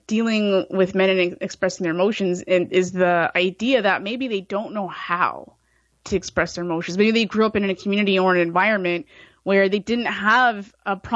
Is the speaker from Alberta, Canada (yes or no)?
no; Brampton, Ontario, Canada; when I grew up in Brampton here in Ontario, Canada